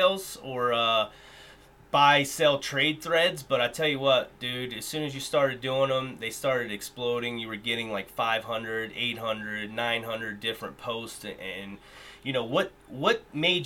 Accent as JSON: {"language": "English", "town": "Cleveland", "region": "Ohio", "country": "United States", "tie": "born or raised there", "said": "I grew up in the Cleveland area"}